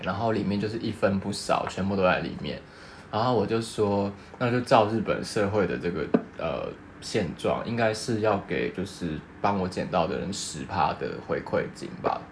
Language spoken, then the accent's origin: Chinese; Taiwan; moved away as an adult; now in Japan; 身为台湾人